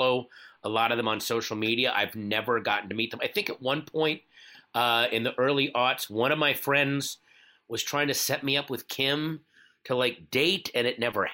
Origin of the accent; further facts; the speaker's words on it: Northern Virginia, United States; I grew up in Northern Virginia